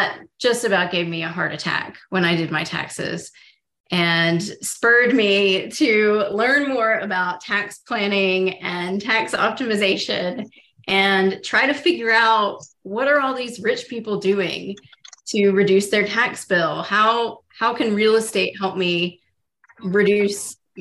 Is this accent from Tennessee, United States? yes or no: yes; Oak Ridge, Tennessee, United States; I grew up in Oak Ridge, Tennessee, which is in East Tennessee in the Appalachian Mountains